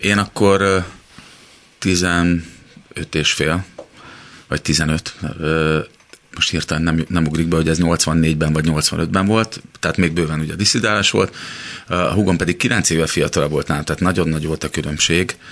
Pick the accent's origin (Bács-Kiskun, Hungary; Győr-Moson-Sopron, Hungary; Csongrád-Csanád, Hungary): Csongrád-Csanád, Hungary; Szeged; also born or lived in Los Angeles; now in Budapest, Hungary; szegediek vagyunk, és ugye Szegedről jár fel anyukám